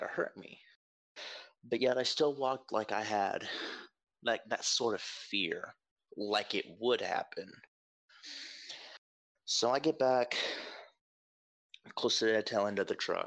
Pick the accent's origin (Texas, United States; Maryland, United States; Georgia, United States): Georgia, United States; North; I'm from Georgia, North Georgia, up at the base hills of what I assume would be the Appalachian region